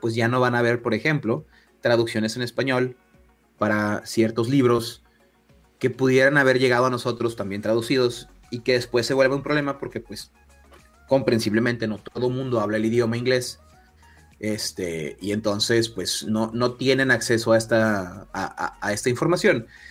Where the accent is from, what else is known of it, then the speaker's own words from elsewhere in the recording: northern Mexico, Mexico; Como soy del norte de México, utilizo muchas palabras en inglés